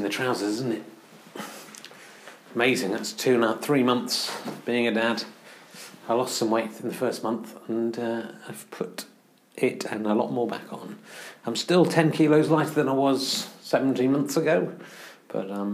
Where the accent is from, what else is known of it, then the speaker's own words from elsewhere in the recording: Cheddar, South West England, United Kingdom; moved away; also born or lived in London; I grew up nearby. I grew up in Cheddar in Somerset.